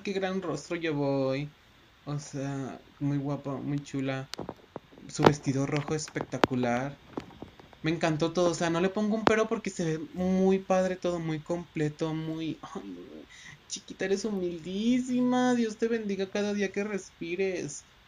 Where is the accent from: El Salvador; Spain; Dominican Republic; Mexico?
Mexico; Aquí en nuestro México querido adorado